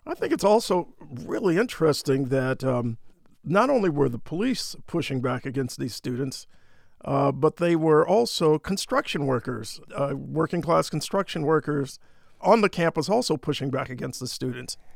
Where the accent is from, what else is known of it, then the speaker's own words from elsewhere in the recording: Detroit, Michigan, United States; I was barely a teenager back then, growing up in the heart of Detroit